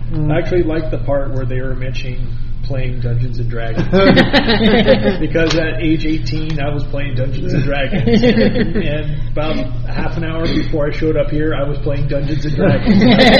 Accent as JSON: {"language": "English", "region": "Scotland", "country": "United Kingdom", "said": "And guess what? I'm a Scot."}